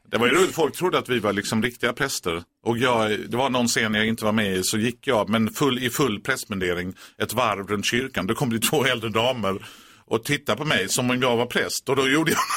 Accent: Eslöv, Skåne, Sweden; jag kommer från Eslöv.

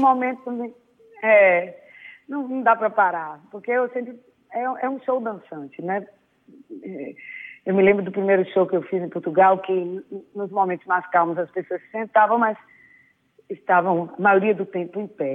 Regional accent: Salvador, Bahia, Brazil; eu sou uma baiana séria, que eu acho que é meu lado é, português, né? É, profunda, até um pouco melancólica, mas que precisou é, da cultura da minha cidade, onde eu nasci

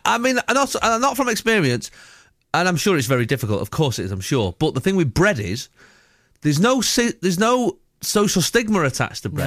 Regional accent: Salford, North West England, United Kingdom; I'm from Salford originally.

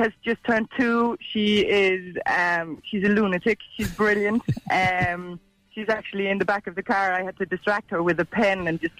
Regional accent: Southern Denmark, Denmark; accent: Danish; English is a second language; No, I'm from Denmark. Yeah, the southern part of Denmark.

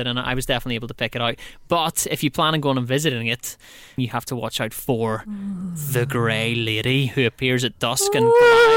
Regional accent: Northern Ireland, United Kingdom; we're from Northern Ireland.

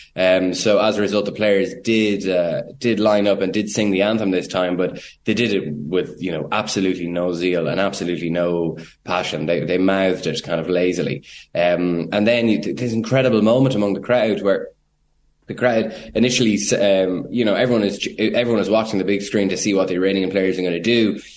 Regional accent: Ireland; as an Irish journalist

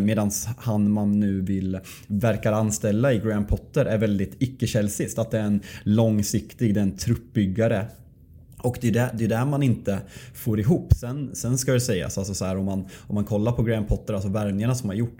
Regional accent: Sweden; vi svenskar

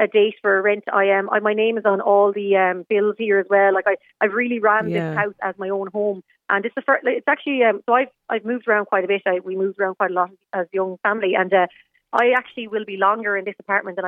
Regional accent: Galway, Connacht, Ireland; now in Limerick, Ireland; I'm from Galway originally

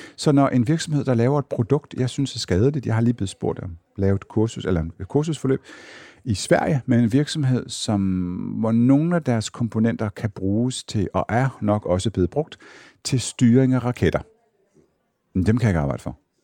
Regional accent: Jutland, Denmark; moved away; Nu kommer jeg fra Jylland

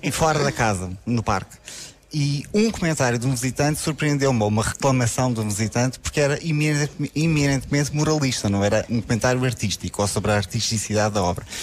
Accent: Lisbon, Portugal; moved away as an adult; now in Porto, Portugal; Eu sou do Porto, sou de Lisboa

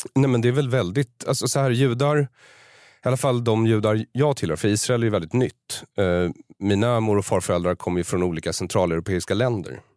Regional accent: Sweden; jag har vuxit upp här och behärskar språket och kulturen till fullo.

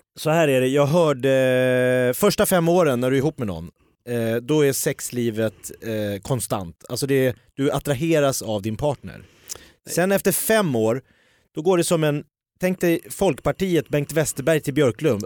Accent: Järfälla, Stockholm County, Sweden; jag är från Jakobsberg

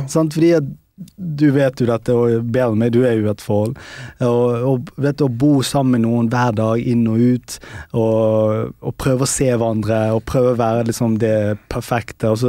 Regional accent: Pakistan; born there; Nei, altså- jeg er født i Pakistan.

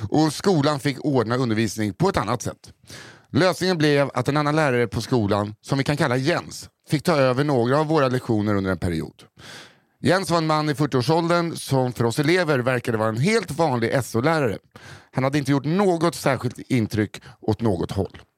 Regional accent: Norrland, Sweden; Historien jag har för er idag utspelar sig på tiden då jag gick högstadiet i min hemstad. En mellanstor stad någonstans i Norrland.

